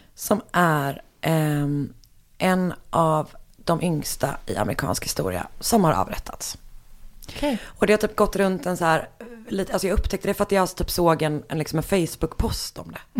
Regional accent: Gothenburg, Västra Götaland, Sweden; jag är från Göteborg.

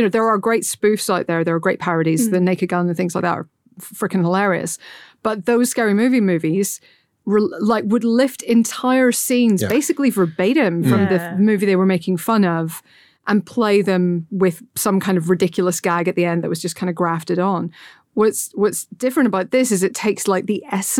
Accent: Portstewart, Northern Ireland, United Kingdom; I grew up in Port Stewart, County Derry

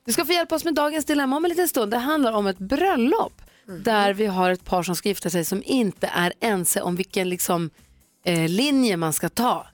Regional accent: Växjö, Kronoberg County, Sweden; Jag är ju född i Växjö.

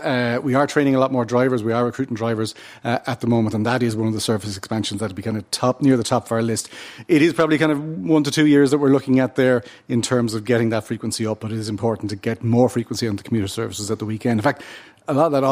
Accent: Portmarnock, Leinster, Ireland; Now, I'm from Portmarnock, just up the road here, right?

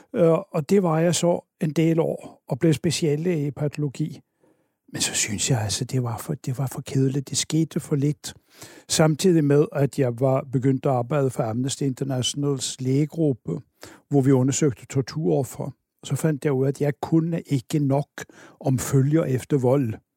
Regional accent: Oslo, Norway; moved away as an adult; now in Denmark; Jeg kommer oprindeligt fra Oslo, øh, og jeg blev øh, student deroppe

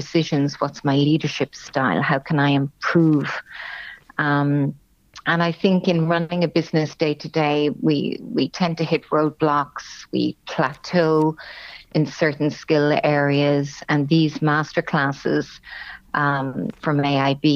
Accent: Cork, Munster, Ireland; moved away as an adult; also born or lived in Germany; I was born and raised in Cork, and indeed did my education also in Cork with a BCom from UCC

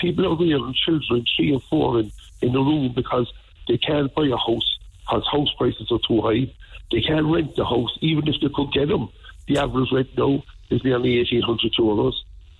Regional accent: Ireland; we're proud Irish people

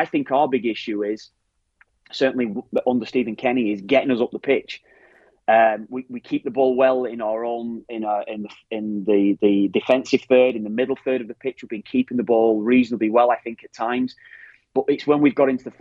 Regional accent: Ireland; That's our rawness, exactly. That we have.

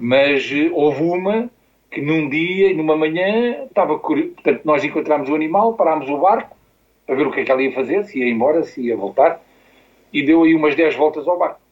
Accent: Almada, Setúbal, Portugal; also born or lived in Costa da Caparica; sou de Almada, depois vim morar para a Costa da Caparica, quando me casei

